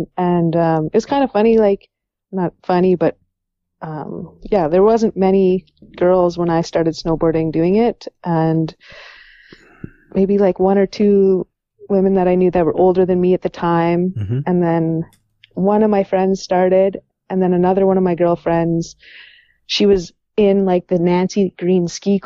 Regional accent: Canmore, Alberta, Canada; Growing up in Canmore

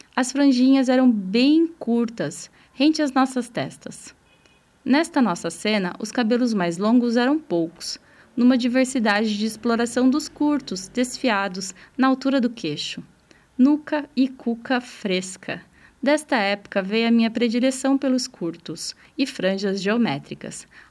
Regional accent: interior of São Paulo, Brazil; Anos 90, adolescente vivendo no interior de São Paulo

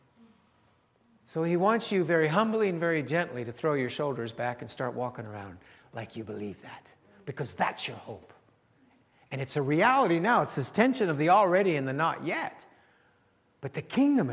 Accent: Canada; Before I am French, Ukrainian, I am in Christ. Before I'm a Canadian, I'm in Christ

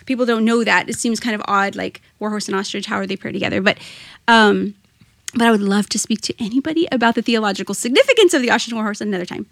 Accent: Rio Grande Valley, Texas, United States; also born or lived in Austin, Texas; I am from the Rio Grande Valley, though I was born in Austin. Um, I My parents moved there for a job opportunity and then moved back. And so really, most of my childhood and adult life has been spent here in the Rio Grande Valley

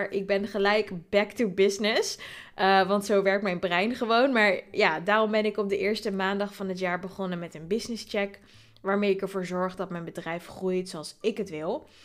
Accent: Voorburg, South Holland, Netherlands; Eh, ik ben zelf geboren en getogen in Voorburg, maar dat ligt echt naast Den Haag.

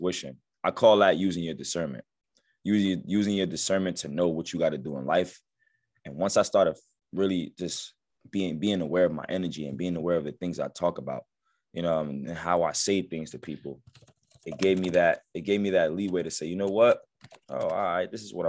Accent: Passaic, New Jersey, United States; growing up where I grew up at in Passaic, New Jersey, I grew up in the hood

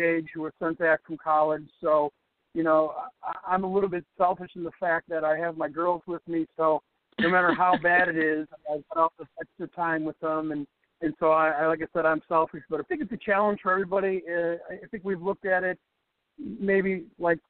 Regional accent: Chicago, Illinois, United States; So I'm a Chicago kid, born and raised in Chicago, South Sox. Really active in sports growing up in the South Side

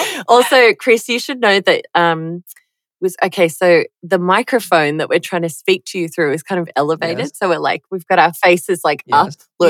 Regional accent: Australia; I'm Australian

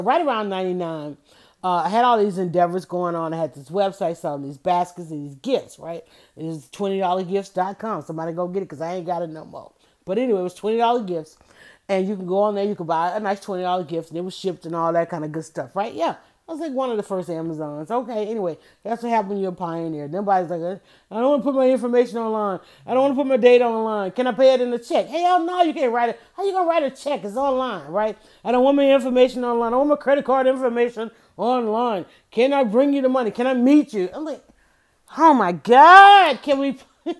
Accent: Atlanta, Georgia, United States; because I was known all around the world and saying I was from Atlanta, everybody wanted to know about Atlanta.

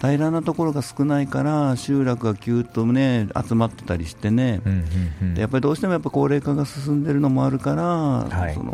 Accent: Joetsu, Niigata, Japan; moved away; also born or lived in Nagaoka, Niigata; 生まれ故郷の高田の町

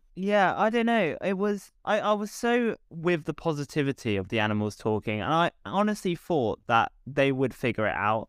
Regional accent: England, United Kingdom; we as English people

